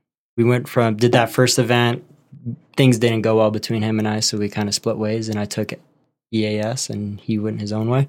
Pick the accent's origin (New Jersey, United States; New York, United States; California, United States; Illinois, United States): California, United States; Pleasanton; also born or lived in San Leandro, California; I grew up in the Bay Area, so the town next to Oakland